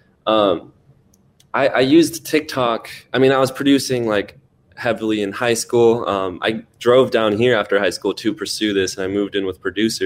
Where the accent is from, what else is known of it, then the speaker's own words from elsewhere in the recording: Seattle, Washington, United States; we're both from Seattle